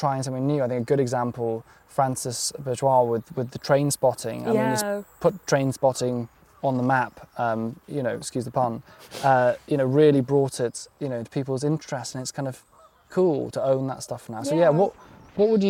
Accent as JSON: {"language": "English", "area": "Pembrokeshire", "region": "West Wales", "country": "United Kingdom", "tie": "born or raised there", "said": "I grew up in West Wales in Pembrokeshire"}